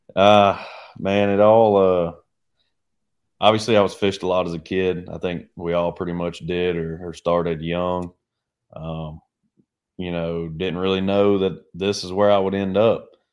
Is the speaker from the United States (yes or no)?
yes; United States; now in Oklahoma, United States; growing up on the Arkansas River, it was simple.